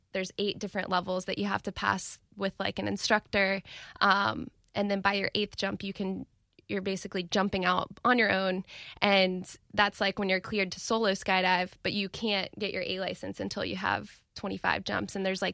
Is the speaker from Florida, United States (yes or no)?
yes; Jacksonville, Florida, United States; I'm from Jacksonville.